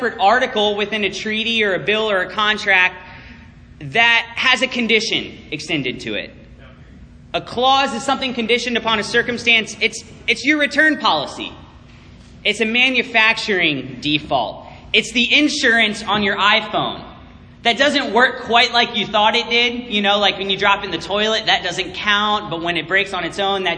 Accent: Virginia, United States; moved away as an adult; now in Chicago, United States; when we first moved to Chicago, and people heard that I was from Virginia

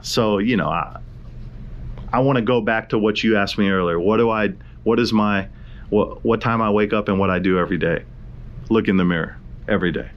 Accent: Hawaii, United States; I'm from Hawaii

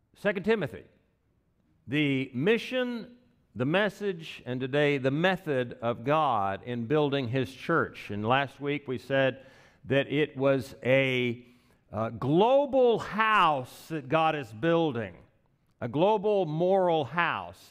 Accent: Wichita Falls, Texas, United States; moved away; I was raised in Wichita Falls

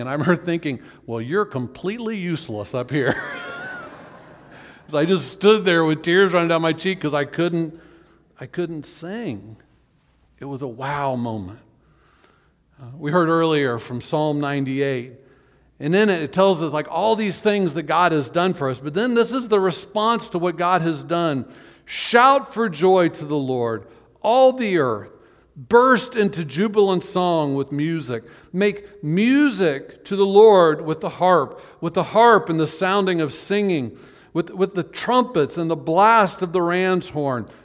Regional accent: Orlando, Florida, United States; when I was growing up in Orlando

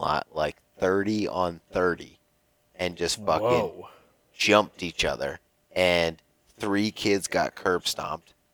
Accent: Pennsylvania, United States; moved away as an adult; Growing up, I grew up in Pennsylvania, and I went to North Penn High School

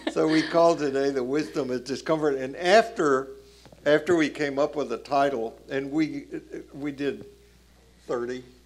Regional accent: Tennessee, United States; I grew up in Jim Crow South, Tennessee

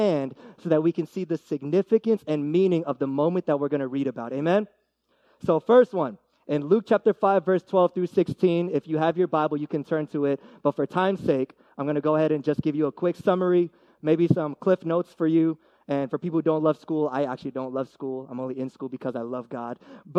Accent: Philippines; And I mean, for me, I'm Filipino, and my brother always says this, Filipino pride, dude.

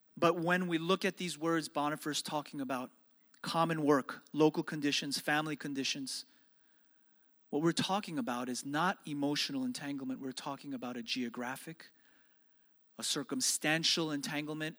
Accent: New York City, New York, United States; growing up in New York City

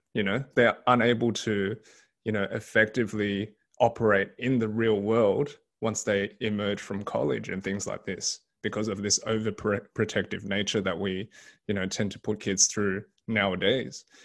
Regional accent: Sydney, New South Wales, Australia; Australian born Chinese. So I was born and raised in Sydney

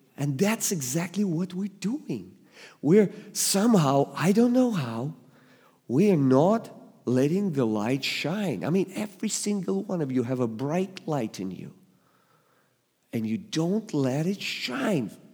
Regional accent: Russia; English is a second language; moved away as an adult; now in United States; I was born and raised in the Soviet Union

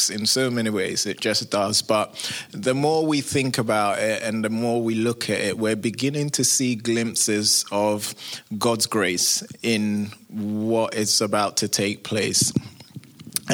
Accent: London, United Kingdom; moved away as an adult; now in United States; you can tell I'm not from America, originally from England, London

